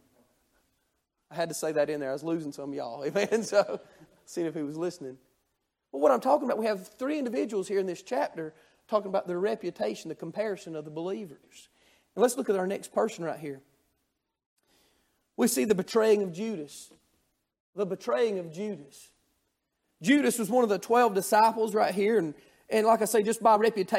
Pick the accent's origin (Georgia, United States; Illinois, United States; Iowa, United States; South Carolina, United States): Georgia, United States; North; I'm from Georgia, North Georgia